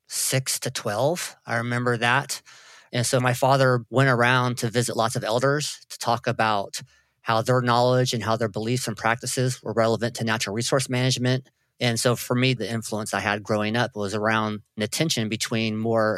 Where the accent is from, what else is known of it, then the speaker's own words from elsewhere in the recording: Trinidad, California, United States; growing up in Trinidad. It's a small fishing town located north of Eureka and Arcata.